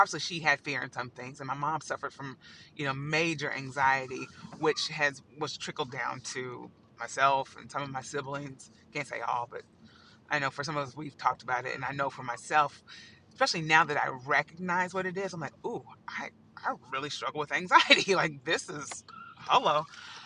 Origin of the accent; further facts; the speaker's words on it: Evansville, Indiana, United States; now in New York, United States; I'm from Evansville, Indiana